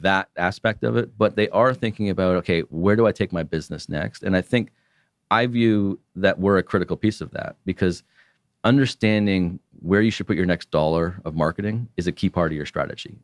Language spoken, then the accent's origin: English; Canada; as a Canadian